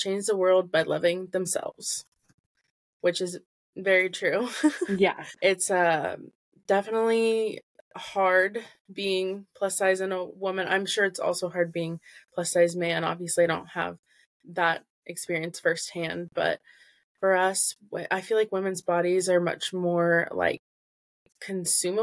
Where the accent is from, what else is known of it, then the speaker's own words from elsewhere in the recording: Central Illinois, United States; I'm from Central Illinois